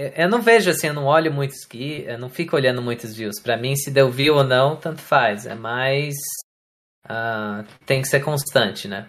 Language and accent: Portuguese; Florianópolis, Santa Catarina, Brazil; moved away as an adult; also born or lived in São Paulo, Brazil; now in United States; daí eu mudei de São Paulo para Florianópolis quando eu tinha mais ou menos 8 anos.